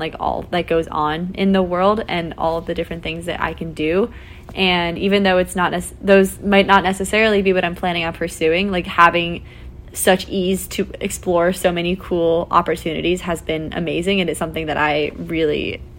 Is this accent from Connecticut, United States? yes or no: yes; Fairfield, Connecticut, United States; I am a current senior here at Notre Dame studying neuroscience and education, schooling and society, and I am from Fairfield, Connecticut.